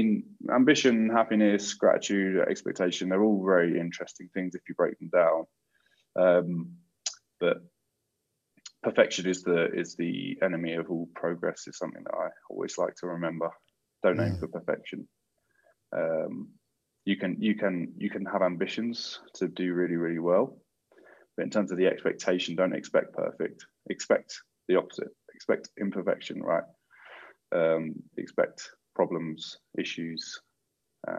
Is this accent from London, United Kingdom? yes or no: yes; Croydon, London, United Kingdom; growing up in Croydon in particular, you're very aware of almost every walk of life